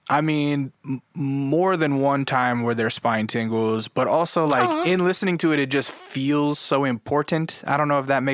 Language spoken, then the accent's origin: English; Alaska, United States; now in Los Angeles, United States; I grew up in the sticks, I grew up in Alaska.